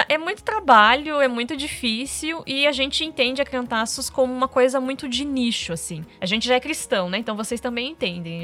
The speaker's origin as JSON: {"language": "Portuguese", "town": "Curitiba", "region": "Paraná", "country": "Brazil", "said": "a gente é de Curitiba"}